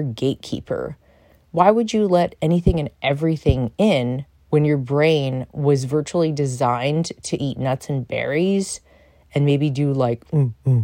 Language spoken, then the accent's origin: English; New York, United States; I'm a New Yorker